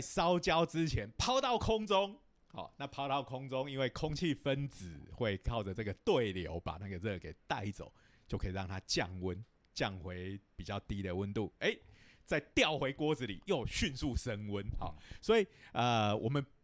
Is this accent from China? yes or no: no; Taiwan; 我们台湾人有时候是讲锅气